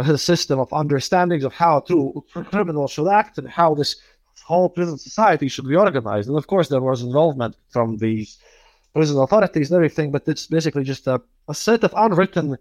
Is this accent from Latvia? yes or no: yes; Riga, Latvia; I'm from Riga, Latvia.